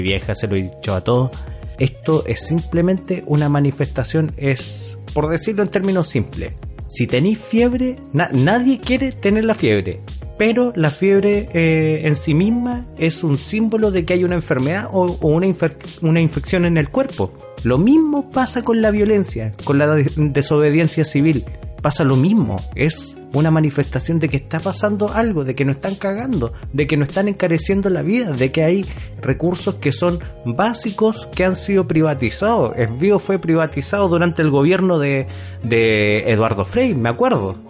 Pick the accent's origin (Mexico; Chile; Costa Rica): Chile; como buenos chilenos obedientes